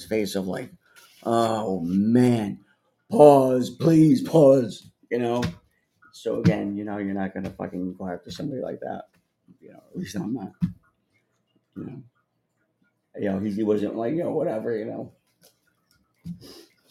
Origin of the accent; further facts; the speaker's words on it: New Jersey, United States; now in New York, United States; I grew up in New Jersey, which is 30 miles out of here, 30 miles west